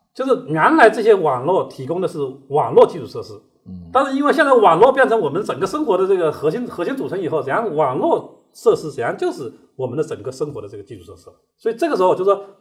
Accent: China; 我们中国人

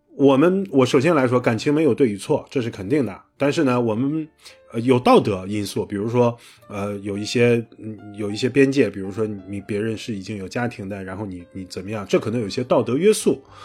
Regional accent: northern China, China; 因为我是北方人

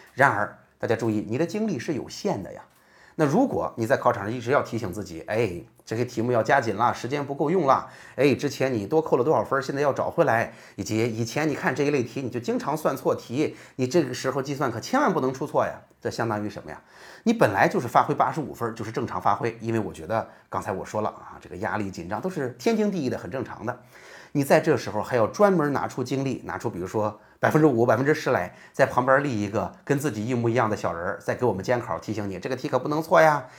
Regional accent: Jinan, Shandong, China; 我是济南的育英中学的

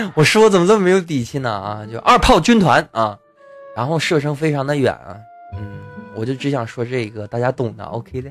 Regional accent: China; 我们都是中国人

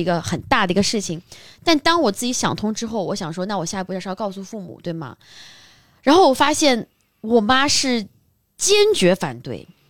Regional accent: Shanghai, China; 如果像我是在上海长大的

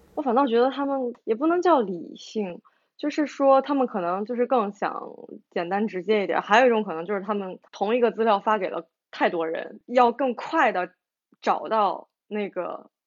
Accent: Shandong, China; 我们两个是来自一个地方嘛

